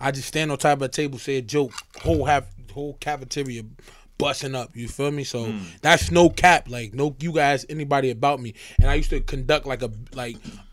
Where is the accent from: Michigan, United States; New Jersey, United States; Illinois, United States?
New Jersey, United States; Irvington; I grew up on Chester Stuyvesant, a small part in Irvington, New Jersey